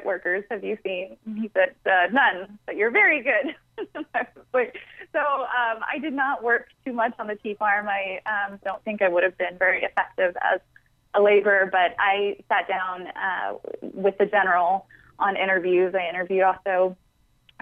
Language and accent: English; Atlanta, Georgia, United States; Atlanta, which is my hometown